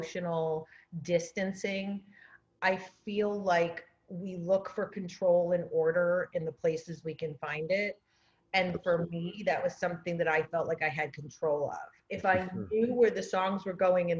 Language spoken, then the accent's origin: English; Rhode Island, United States; moved away as an adult; also born or lived in New York; So I grew up in a little postage stamp, 25 miles long and wide.